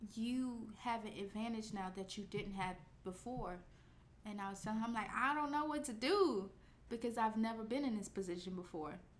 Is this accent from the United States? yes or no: yes; Chicago, Illinois, United States; we're both from Chicago